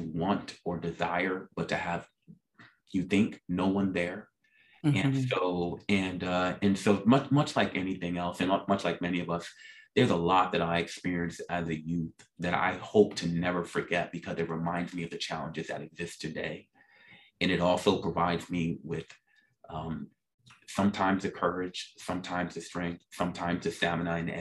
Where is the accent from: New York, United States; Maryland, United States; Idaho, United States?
New York, United States; New York City; I grew up, as I mentioned, in South Jamaica, Queens, New York.